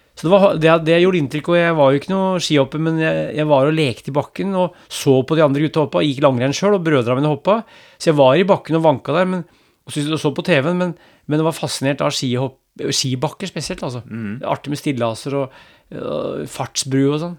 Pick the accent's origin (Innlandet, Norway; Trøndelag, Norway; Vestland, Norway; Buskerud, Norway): Innlandet, Norway; Brumunddal; Jeg vokste opp i Brumunddal og gikk på ski til skolen forbi to hoppbakker